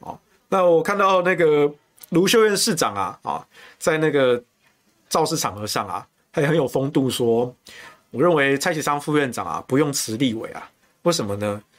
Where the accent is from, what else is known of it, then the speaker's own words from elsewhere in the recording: Taichung, Taiwan; 我台东，我台中人啊啊。